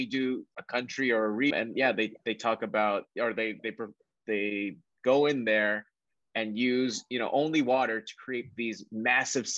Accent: Honolulu, Hawaii, United States; also born or lived in San Francisco / New York City; now in Jersey City, United States; I'm from Honolulu

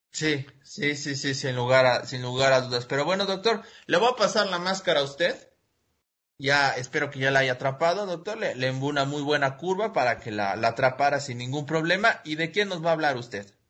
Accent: Mexico

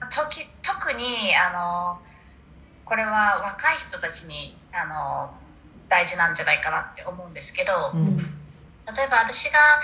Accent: New Zealand; moved away as an adult; now in Japan; 生まれ育ちがニュージーランドで大学もニュージーランドでしたなので大学卒業してから日本に来てます、

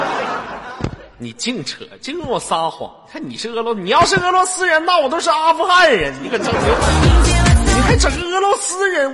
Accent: Inner Mongolia, China; 来自于内蒙古的一位同胞，咱俩是老乡啊

